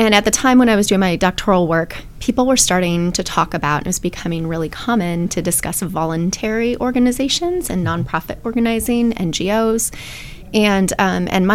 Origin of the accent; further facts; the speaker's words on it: Wisconsin, United States; moved away as an adult; also born or lived in Austin, Texas; now in Athens, Ohio, United States; I am originally from Wisconsin, so big Packer fan, big cheesehead, and lived in Wisconsin all the way through my undergraduate degrees